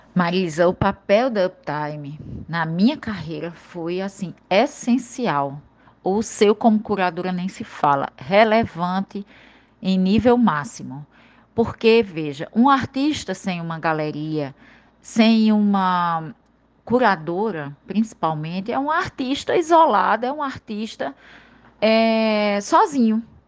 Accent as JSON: {"language": "Portuguese", "town": "Princesa Isabel", "region": "Paraíba", "country": "Brazil", "moved": "yes", "lives_now": "João Pessoa, Brazil", "said": "da minha terra lá do interior de Princesa"}